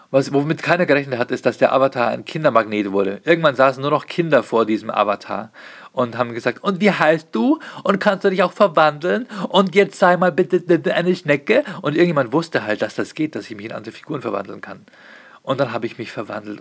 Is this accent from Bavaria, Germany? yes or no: yes; Pfaffenhofen an der Ilm, Bavaria, Germany; auf der Pfaffenhofener Messe sein, in meinem Heimatort